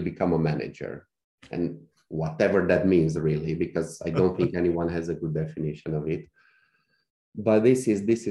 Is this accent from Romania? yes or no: yes; Cluj-Napoca, Cluj County, Romania; in Cluj, in my hometown by then